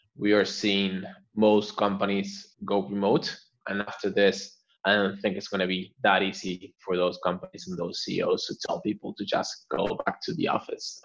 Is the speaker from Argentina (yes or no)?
yes; Argentina; now in Barcelona, Spain; I'm originally from Argentina, based in Barcelona